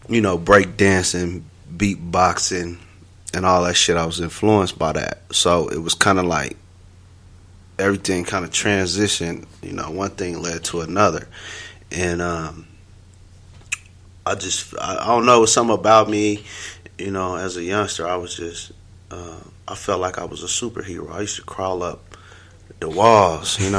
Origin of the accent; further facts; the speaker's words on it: Denver, Colorado, United States; I'm from Denver, Colorado, specifically Montbello.